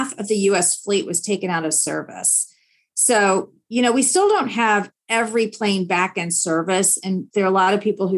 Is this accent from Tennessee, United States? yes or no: yes; Nashville, Tennessee, United States; now in Washington, DC area, United States; I now live in the DC area, but I grew up in Nashville, Tennessee. I'm a proud Tennessean.